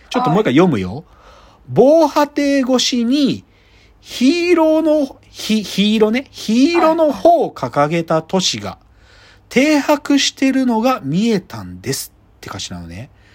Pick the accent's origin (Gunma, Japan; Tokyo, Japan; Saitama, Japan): Gunma, Japan; Maebashi; born or raised there; moved away